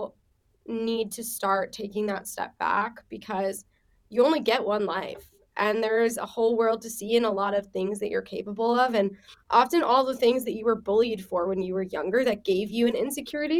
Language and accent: English; Long Island, New York, United States; also born or lived in Israel; I'm from Israel and then I grew up on Long Island